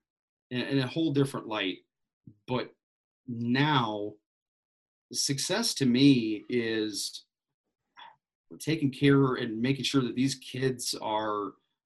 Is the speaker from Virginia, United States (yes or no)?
no; west side of Michigan, United States; Growing up on the west side of the state, it was like, hey, you go to Lake Michigan, go to South Haven, all these places. Plus, I'm from Michigan.